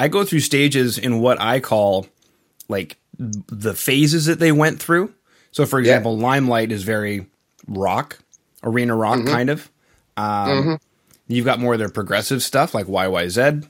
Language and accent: English; Canada; being Canadian